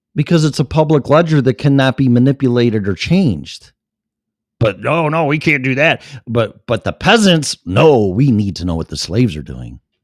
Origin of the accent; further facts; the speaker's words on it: Streamwood, Illinois, United States; also born or lived in Elgin, Illinois; my hometown's right next door to that, Streamwood, Illinois